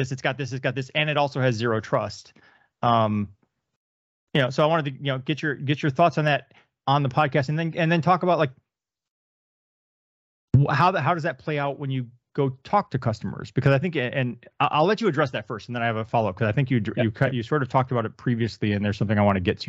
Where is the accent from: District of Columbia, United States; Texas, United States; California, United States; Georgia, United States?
Texas, United States; me not wanting to be identified as Texan